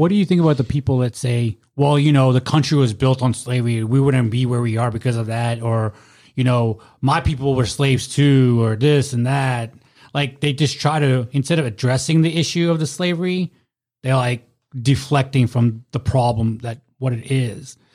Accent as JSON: {"language": "English", "country": "South Africa", "tie": "born or raised there", "moved": "yes", "lives_now": "United States", "said": "I was born in South Africa."}